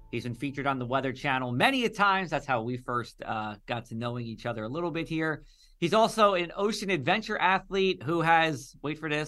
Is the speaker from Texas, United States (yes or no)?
no; New Jersey, United States; lives in my home state, the great garden state of New Jersey.